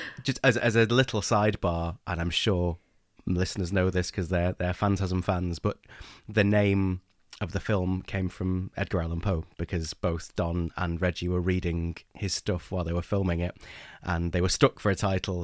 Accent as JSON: {"language": "English", "region": "England", "country": "United Kingdom", "said": "I'm English"}